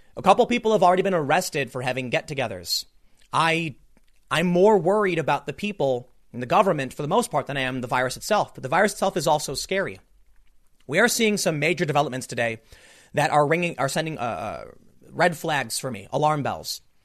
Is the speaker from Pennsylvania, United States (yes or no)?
yes; Philadelphia, Pennsylvania, United States; now in South Jersey, United States; where we're all really from. We're not from the South Jersey area, it's Philadelphia.